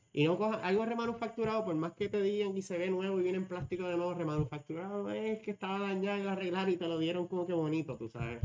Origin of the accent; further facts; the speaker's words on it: Puerto Rico; nosotros como boricuas